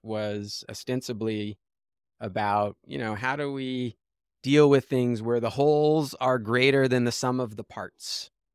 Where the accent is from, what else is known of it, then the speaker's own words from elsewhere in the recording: Los Angeles, California, United States; I grew up in Los Angeles